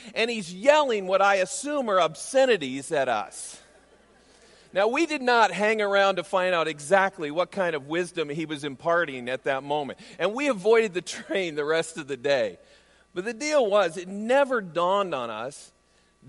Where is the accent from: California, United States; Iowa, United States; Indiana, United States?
Iowa, United States; right outside of Des Moines; As a kid growing up in Iowa, I grew up right outside of Des Moines